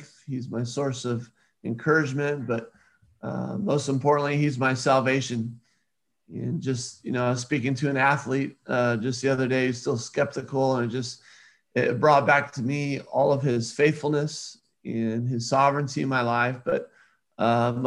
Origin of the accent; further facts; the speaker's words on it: Southern California, United States; I grew up in Southern California